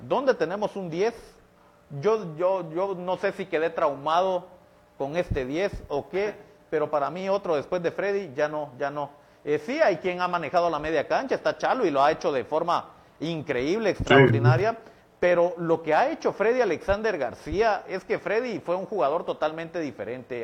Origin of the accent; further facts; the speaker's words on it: Guatemala; nosotros como guatemaltecos